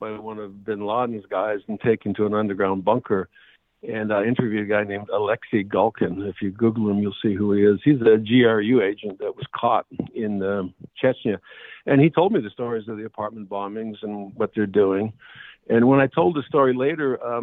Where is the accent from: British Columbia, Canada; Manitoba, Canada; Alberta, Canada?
Alberta, Canada; Edmonton; I'm Canadian from Edmonton